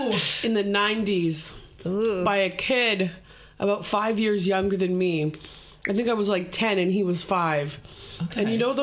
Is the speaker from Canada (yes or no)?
yes; Canada; now in United Kingdom; No, I'm actually Canadian.